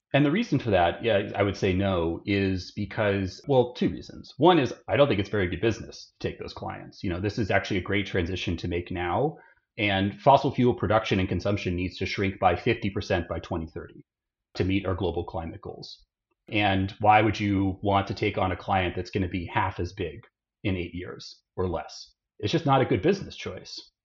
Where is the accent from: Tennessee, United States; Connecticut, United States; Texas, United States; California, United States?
Texas, United States; Austin; grew up in Austin